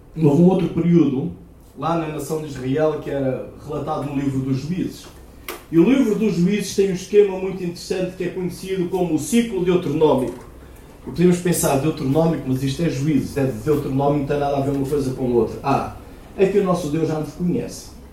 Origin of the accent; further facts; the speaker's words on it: Aveiro, Centro, Portugal; moved away; Eu sou de Aveiro originalmente e eu praticava remo lá em Aveiro